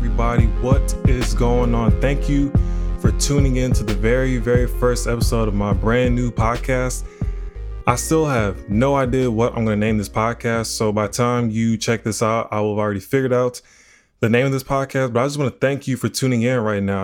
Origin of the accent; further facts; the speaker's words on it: Houston, Texas, United States; I'm from Houston, Texas.